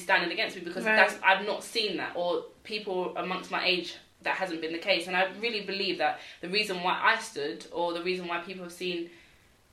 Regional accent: London, United Kingdom; I'm from London, East London

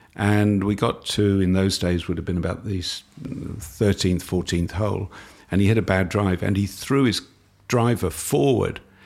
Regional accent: London, United Kingdom; now in Australia; I was brought up in London.

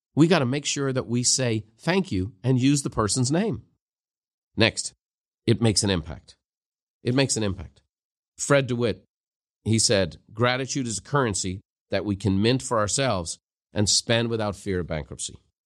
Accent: Ireland; the culture I grew up in Ireland

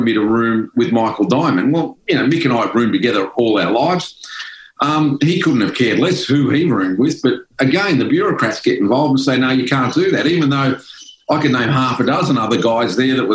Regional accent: Melbourne, Victoria, Australia; born or raised there

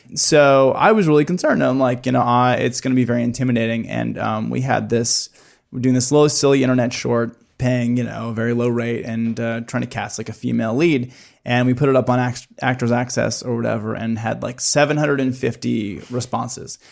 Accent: Midwest, United States; growing up in the Midwest

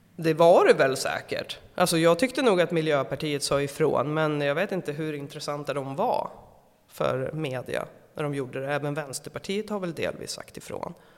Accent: Eskilstuna, Södermanland, Sweden; jag kommer från Eskilstuna

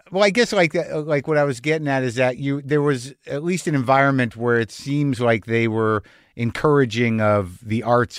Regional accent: United States; as an American

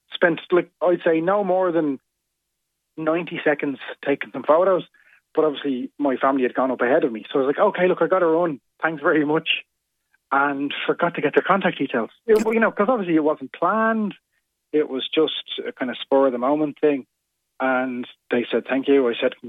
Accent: County Wicklow, Ireland; I'm originally from Wicklow, so I went down for the long weekend.

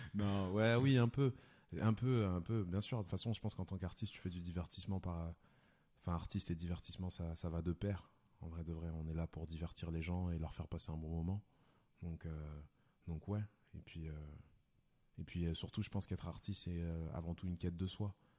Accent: Lyon, Auvergne-Rhône-Alpes, France; now in Paris, France; je viens de Lyon de base

